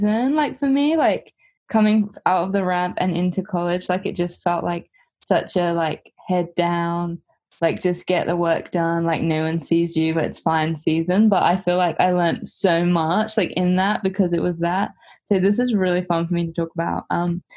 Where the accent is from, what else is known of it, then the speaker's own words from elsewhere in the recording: Portsmouth, South East England, United Kingdom; moved away as an adult; now in Huntington Beach, United States; Portsmouth, my hometown